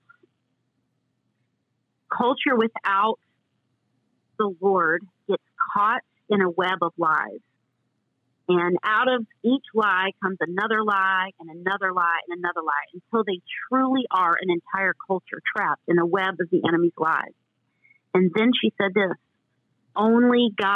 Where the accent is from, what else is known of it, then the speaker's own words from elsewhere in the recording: the South, United States; I grew up in the South